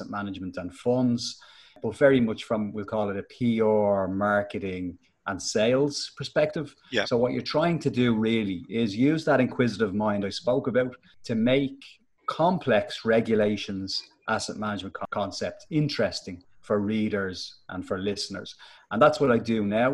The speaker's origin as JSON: {"language": "English", "town": "Dublin", "region": "Leinster", "country": "Ireland", "tie": "born or raised there", "accent": "Finglas", "said": "I was born in Finglas"}